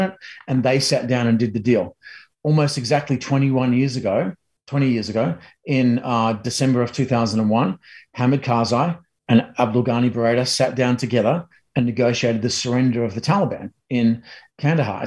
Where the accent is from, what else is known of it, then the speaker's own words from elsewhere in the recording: Australia; now in United States; as a Aussie in America